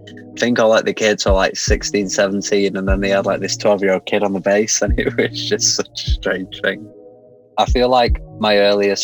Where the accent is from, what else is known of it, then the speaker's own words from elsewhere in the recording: Manchester, North West England, United Kingdom; growing up in Manchester